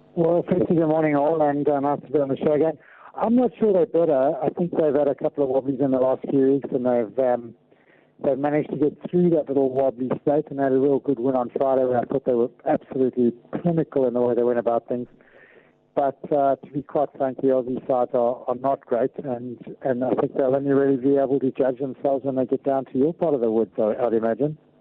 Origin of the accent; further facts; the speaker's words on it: South Africa; as South African rugby fans